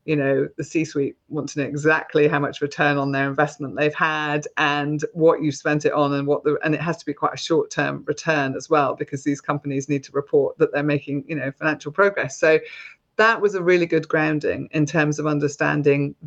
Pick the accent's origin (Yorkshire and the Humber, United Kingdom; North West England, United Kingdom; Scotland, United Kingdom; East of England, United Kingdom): Scotland, United Kingdom; now in Gloucestershire, United Kingdom; I was brought up in Scotland